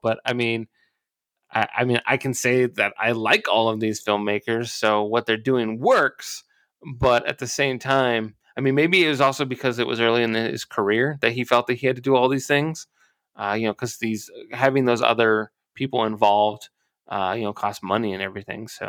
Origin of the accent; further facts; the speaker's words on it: Twentynine Palms, California, United States; my hometown, Twenty Nine Palms